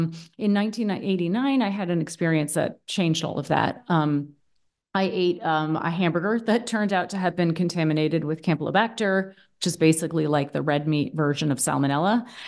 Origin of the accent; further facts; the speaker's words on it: Boston, Massachusetts, United States; now in Berlin, Germany; Where am I from? I'm American. I'm originally from the East Coast of the U.S., from Boston, actually. But I've been living in Berlin, Germany for the past 10 years, and that's where I am right now.